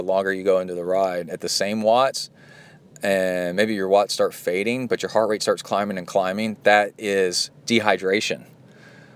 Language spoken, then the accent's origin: English; Texas, United States; growing up in Texas, I mean, as a kid